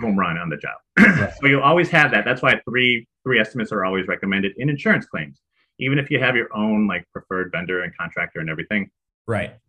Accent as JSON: {"language": "English", "town": "Chicago", "region": "Illinois", "country": "United States", "tie": "born or raised there", "also_born_or_lived": "Arizona", "moved": "as an adult", "lives_now": "San Diego, United States", "said": "I live in San Diego currently, born and raised in Chicago"}